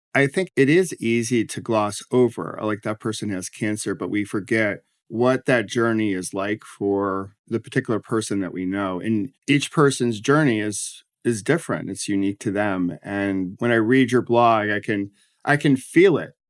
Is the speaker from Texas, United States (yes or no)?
no; Rochester, New York, United States; also born or lived in Washington, D.C.; now in New Jersey, United States; I grew up in Rochester, New York, and then, uh, ended up in D C